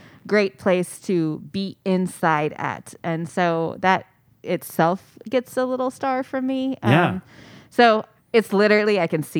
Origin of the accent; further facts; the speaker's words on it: New York, United States; moved away; I was born in New York, and I spent a lot of time in New York